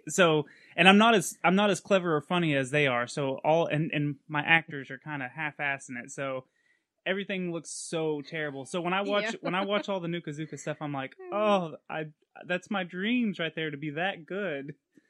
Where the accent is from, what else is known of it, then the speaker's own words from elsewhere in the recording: Texas, United States; I'm from Texas. I got elevation sickness trying to go up this stupid mountain going around the curves and stuff.